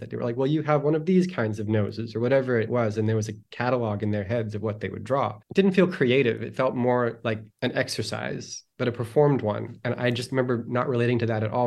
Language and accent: English; Toronto, Ontario, Canada; born or raised there; also born or lived in Winnipeg, Manitoba; now in Los Angeles, United States